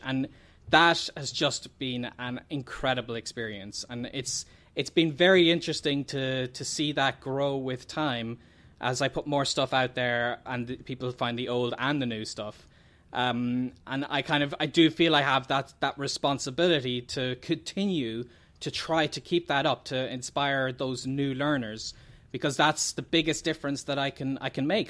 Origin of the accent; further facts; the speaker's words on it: Ireland; the …